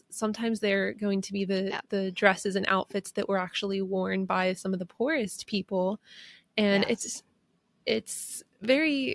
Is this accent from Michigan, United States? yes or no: no; Pennsylvania, United States; where I grew up in Pennsylvania